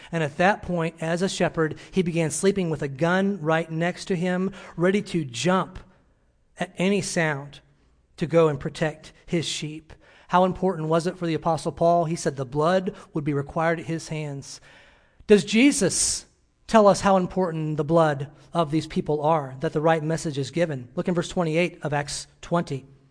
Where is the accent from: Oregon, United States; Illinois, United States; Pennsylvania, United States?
Illinois, United States; moved away; my hometown in Illinois